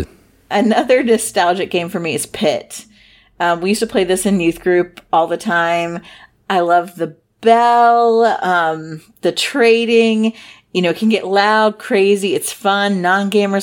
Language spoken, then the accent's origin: English; Midwest, United States; I'm from the Midwest